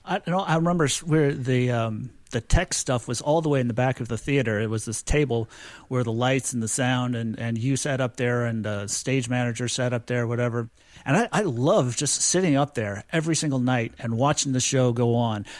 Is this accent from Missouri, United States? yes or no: yes; St. Louis, Missouri, United States; also born or lived in Springfield, Missouri; I grew up in Saint Louis, Missouri